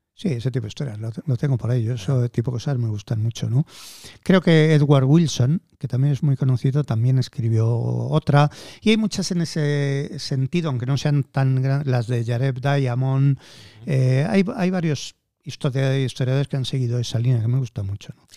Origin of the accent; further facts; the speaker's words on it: Madrid, Community of Madrid, Spain; no soy nacionalista madrileño, pero es que nací en Madrid.